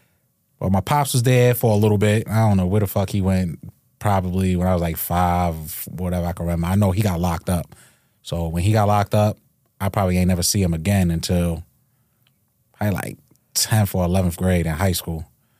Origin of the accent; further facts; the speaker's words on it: Hempstead, New York, United States; Hempstead, Freeport, Hempstead area.